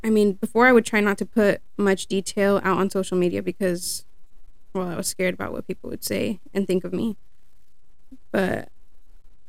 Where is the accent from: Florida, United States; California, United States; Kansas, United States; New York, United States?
California, United States; Sonoma County; born and raised in Sonoma County